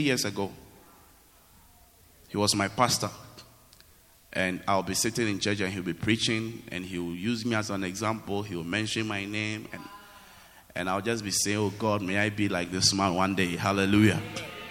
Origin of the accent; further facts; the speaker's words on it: Accra, Greater Accra, Ghana; moved away as an adult; also born or lived in Kumasi; I was from Accra, but I went to university in Kumasi